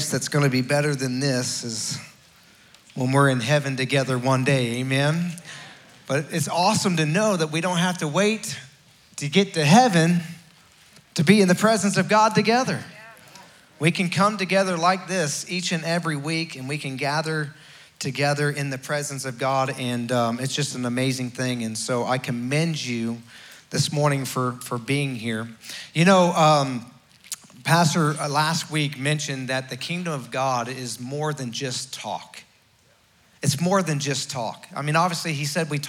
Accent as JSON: {"language": "English", "region": "Florida", "country": "United States", "tie": "born or raised there", "moved": "as an adult", "lives_now": "West Virginia, United States", "said": "I was raised in Florida. Even though I was from West Virginia originally"}